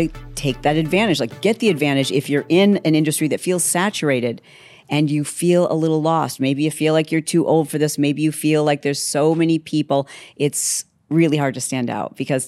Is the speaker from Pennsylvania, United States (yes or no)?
no; Grand Rapids, Michigan, United States; And maybe that's because I'm from Grand Rapids, Michigan, right?